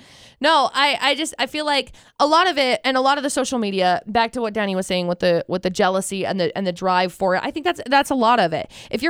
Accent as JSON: {"language": "English", "town": "Vernal", "region": "Utah", "country": "United States", "said": "and I came from Vernal, which really isn't that much different."}